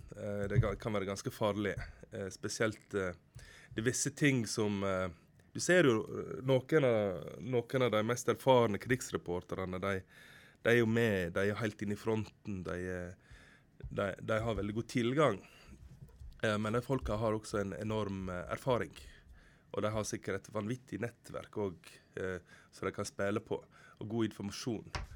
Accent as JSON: {"language": "Norwegian", "town": "Utvik", "region": "Vestland", "country": "Norway", "also_born_or_lived": "Oslo", "moved": "as an adult", "said": "Bruland, grenda der jeg kommer fra i Utvik"}